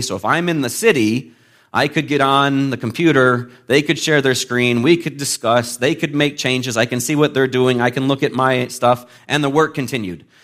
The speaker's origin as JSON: {"language": "English", "town": "McHenry", "region": "Illinois", "country": "United States", "tie": "born or raised there", "moved": "as an adult", "lives_now": "Malaysia", "said": "I'm from this area. I grew up in McHenry, uh, so I'm uh, Illinoisan through and through."}